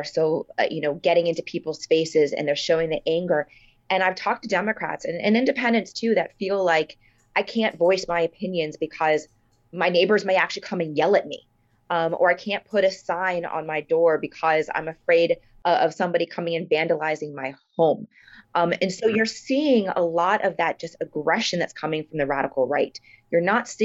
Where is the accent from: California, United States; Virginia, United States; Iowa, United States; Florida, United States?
Florida, United States; Miami; born and raised in Miami, so I understand the culture of Miami.